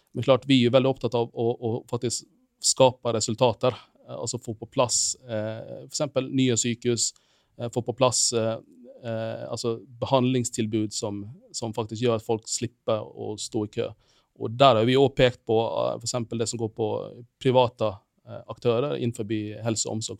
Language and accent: Norwegian; Finland; moved away as an adult; now in Bergen, Norway; jeg er opprinnelig fra Finland